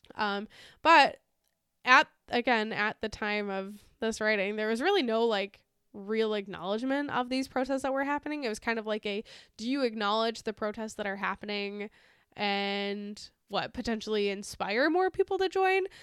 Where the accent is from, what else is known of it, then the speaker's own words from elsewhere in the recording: United States; as an American